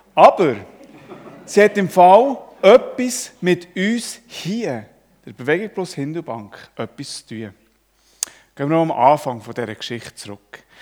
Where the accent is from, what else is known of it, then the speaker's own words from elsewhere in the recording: Switzerland; Ich als Schweizer